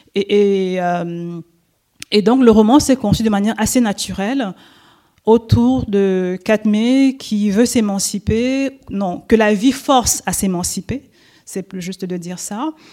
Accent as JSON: {"language": "French", "country": "Cameroon", "first_language": "French", "said": "je viens du Cameroun"}